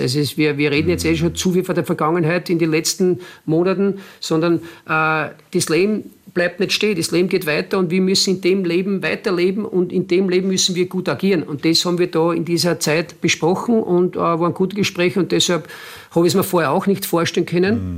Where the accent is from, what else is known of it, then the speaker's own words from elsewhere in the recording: Mattersburg, Burgenland, Austria; moved away as an adult; also born or lived in Basque Country / Germany; now in Linz, Austria; Mattersburg natürlich äh, ist mein Heimatclub, es ist meine Heimatstadt